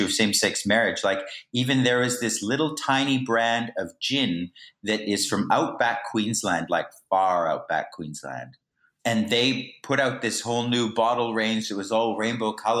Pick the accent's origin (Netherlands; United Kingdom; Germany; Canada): Canada; moved away; I'm from Canada. I'm from Canada